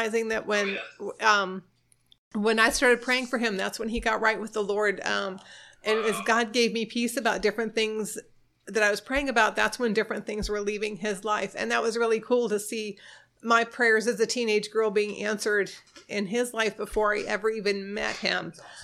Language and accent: English; Florida, United States; also born or lived in New York State; Well, I was born in New York State, like my husband said, and when I was 9, we moved to Florida